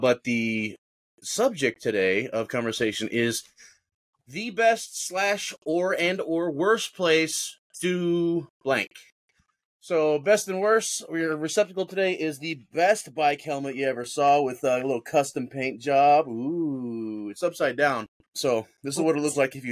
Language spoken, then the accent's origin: English; Colorado Springs, Colorado, United States; I'm from Colorado Springs